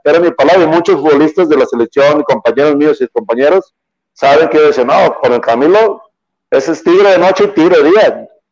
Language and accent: Spanish; Guadalajara, Jalisco, Mexico; yo soy del barrio de Talpita, todo mi barrio estaba ahí en una, en una esquina con toda mi familia